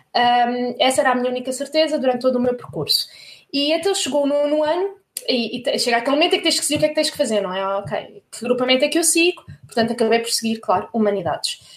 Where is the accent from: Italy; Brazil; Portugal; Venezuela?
Portugal; Corroios, Setúbal; moved away as an adult; also born or lived in France / Paris, France / Germany; cresci na margem sul do Tejo, sou de Corroios, na margem sul